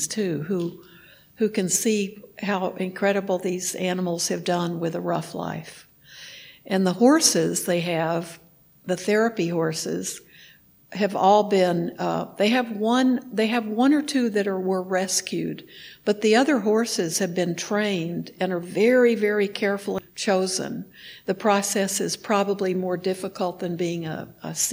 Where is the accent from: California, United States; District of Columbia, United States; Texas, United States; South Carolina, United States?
Texas, United States; moved away; I grew up in Texas